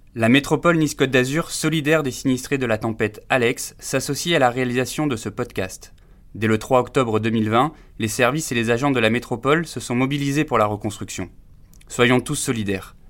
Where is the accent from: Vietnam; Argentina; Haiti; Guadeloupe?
Vietnam; French is a second language; now in France; quand j'ai à ma jeunesse, j'ai déjà eu comme ça chez moi au Vietnam